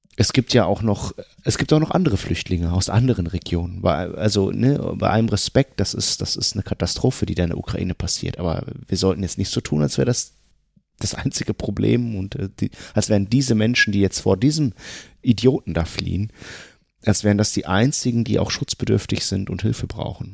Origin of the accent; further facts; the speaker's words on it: Germany; ich sind ja auch Migranten und wir leben seitdem wir geboren sind in Deutschland